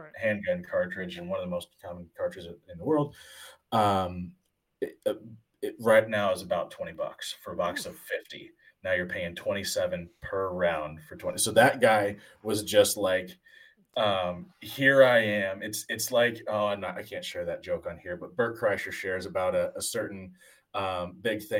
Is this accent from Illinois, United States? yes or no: yes; Springfield, Illinois, United States; the Illinois State Fair in my hometown of Springfield, Illinois